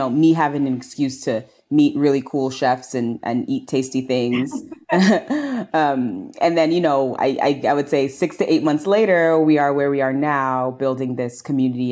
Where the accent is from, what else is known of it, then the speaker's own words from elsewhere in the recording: New York City, New York, United States; I was born and raised here in New York. And I grew up in St. Albans, Queens, Southeast Queens